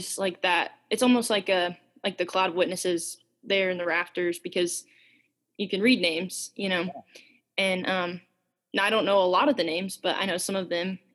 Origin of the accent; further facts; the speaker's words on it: Memphis, Tennessee, United States; I'm from Memphis